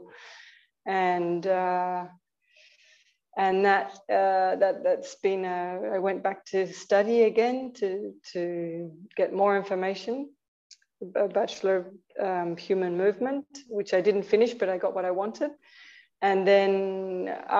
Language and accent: English; Australia; moved away as an adult; also born or lived in Argentina; now in Tiruvannamalai, India; I was born in Australia